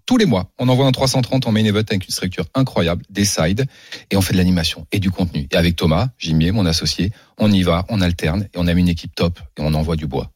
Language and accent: French; Paris, Île-de-France, France; je suis né à Paris je suis d'ici